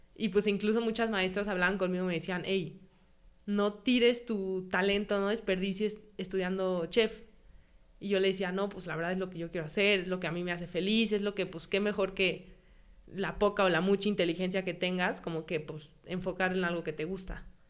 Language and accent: Spanish; Mexico; moved away as an adult; also born or lived in San Sebastián, Spain; soy mexicana